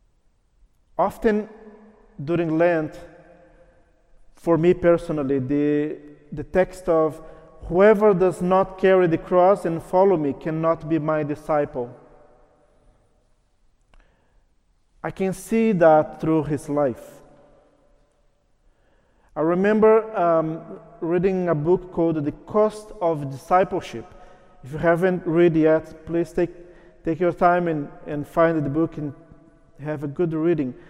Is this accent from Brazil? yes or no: yes; Brazil; first language Portuguese; English is a second language; moved away; I'm originally from Brazil, so my mother tongue is Portuguese